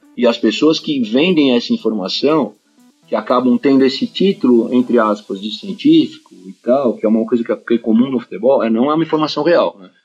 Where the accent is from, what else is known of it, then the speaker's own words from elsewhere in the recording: Brazil; a gente como brasileiro